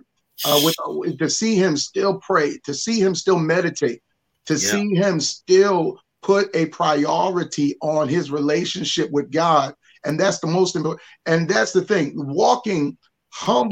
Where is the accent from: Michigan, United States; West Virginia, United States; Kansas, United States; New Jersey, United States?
New Jersey, United States; Morristown; I grew up in Morristown, New Jersey. So I'm a Jersey boy.